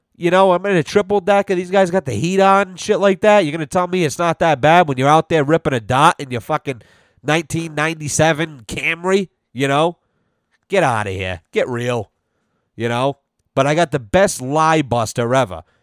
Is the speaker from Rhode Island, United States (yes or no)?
yes; Rhode Island, United States; moved away; I'm originally from Rhode Island.